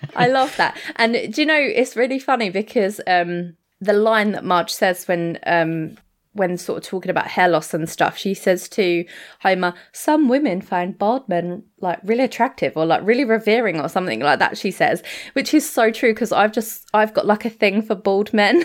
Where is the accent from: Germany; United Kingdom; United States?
United Kingdom; we're British